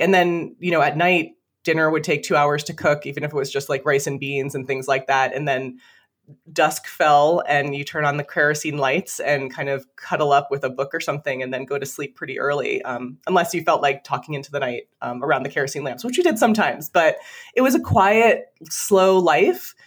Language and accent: English; Toms River, New Jersey, United States; now in Vermont, United States; I grew up in Tom's River, which is right by Seaside Park, Seaside Heights, Point Pleasant